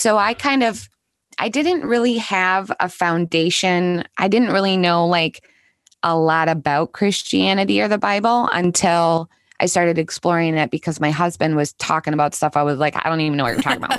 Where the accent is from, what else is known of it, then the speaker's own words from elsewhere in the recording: Minnesota, United States; I grew up here in Minnesota.